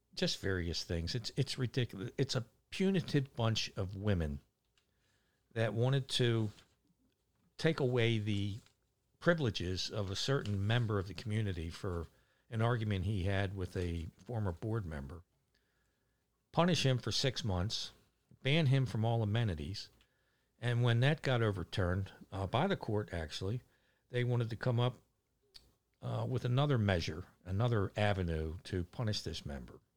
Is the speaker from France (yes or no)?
no; Catonsville, Maryland, United States; moved away as an adult; now in Ocean Pines, United States; growing up in Catonsville, uh, I have, still have lifelong friends